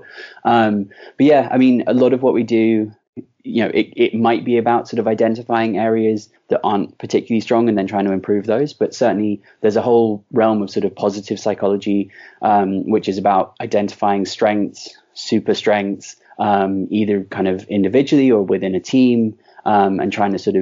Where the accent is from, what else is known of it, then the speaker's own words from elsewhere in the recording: London, United Kingdom; I was raised in London